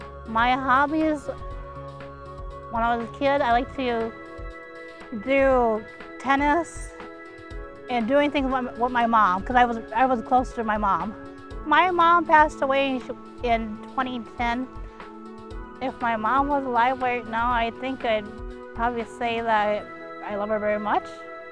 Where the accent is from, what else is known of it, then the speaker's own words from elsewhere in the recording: Minneapolis, Minnesota, United States; also born or lived in South Korea; Yes, I grew up in Minneapolis my whole life.